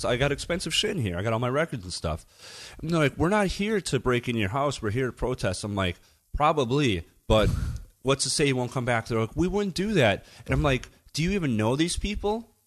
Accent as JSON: {"language": "English", "country": "United States", "moved": "yes", "lives_now": "Germany", "said": "as an American"}